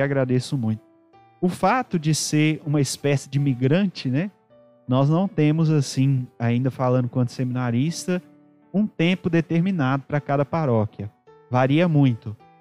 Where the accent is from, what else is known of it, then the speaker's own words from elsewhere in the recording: Ouro Preto, Minas Gerais, Brazil; also born or lived in Mariana; sou natural da cidade de Ouro Preto, aqui próximo de nós